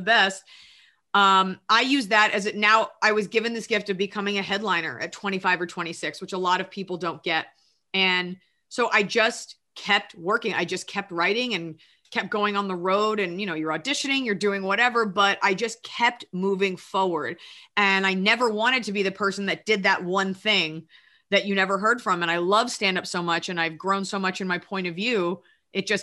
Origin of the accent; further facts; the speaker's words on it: Dallas, Texas, United States; I'm from Dallas, Texas